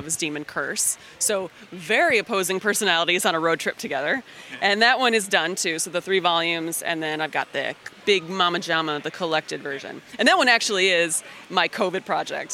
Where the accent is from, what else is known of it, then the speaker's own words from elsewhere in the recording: Michigan, United States; I'm from Michigan.